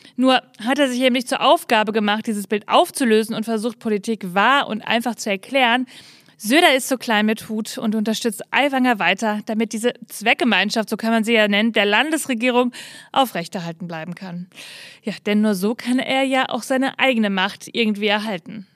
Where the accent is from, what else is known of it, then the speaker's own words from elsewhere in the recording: North Rhine-Westphalia, Germany; Für mich als Ostwestfälin